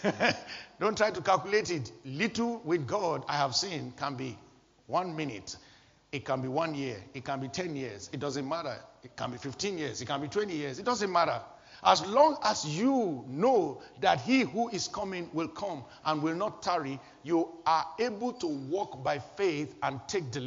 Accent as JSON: {"language": "English", "country": "Nigeria", "moved": "yes", "said": "my home country, Nigeria"}